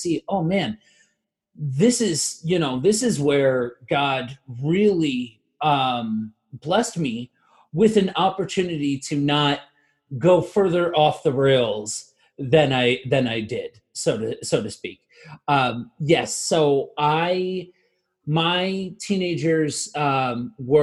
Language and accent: English; northeastern Pennsylvania, United States; I am from northeastern Pennsylvania. If you've ever seen the show The Office, I am from where that show is based off of. And I grew up in this area